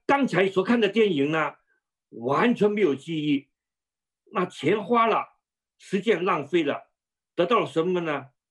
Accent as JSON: {"language": "Chinese", "country": "Hong Kong", "tie": "born or raised there", "also_born_or_lived": "Shandong", "accent": "南腔北调 (mixed southern and northern)", "moved": "as an adult", "said": "但是在香港长大，后来呢又移民到，呃，呃，外国了"}